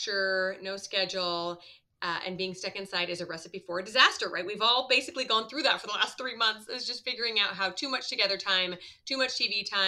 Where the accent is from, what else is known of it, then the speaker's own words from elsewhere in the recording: Midwest, United States; I grew up in the Midwest